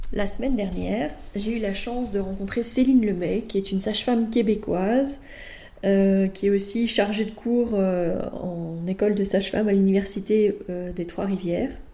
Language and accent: French; France; now in Belgium; moi je suis française, donc euh, je sais que je pratique en Belgique, mais je suis française